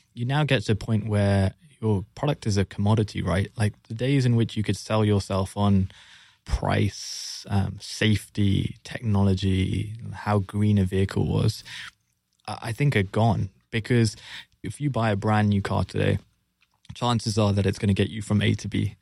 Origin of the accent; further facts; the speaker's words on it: London, United Kingdom; born and raised in London, as you can tell from the accent.